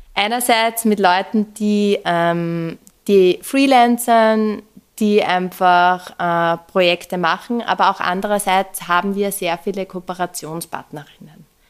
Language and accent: German; Upper Austria, Austria; moved away; ich bin ursprünglich aus Oberösterreich und ich glaube, ähm, ähm, in Oberösterreich ist das Oberösterreichische Musikschulwerk sehr prägend einfach gewesen für mich